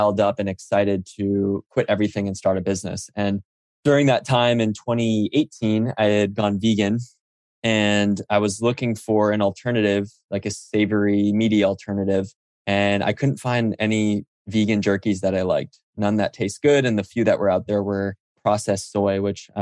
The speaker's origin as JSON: {"language": "English", "area": "Oahu", "region": "Hawaii", "country": "United States", "tie": "born or raised there", "also_born_or_lived": "New York / Silicon Valley", "moved": "as an adult", "said": "I grew up on Oahu in Hawaii"}